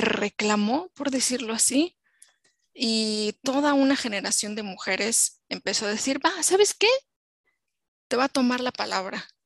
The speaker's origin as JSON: {"language": "Spanish", "country": "Mexico", "said": "como mujer mexicana, que he vivido en México muchos años"}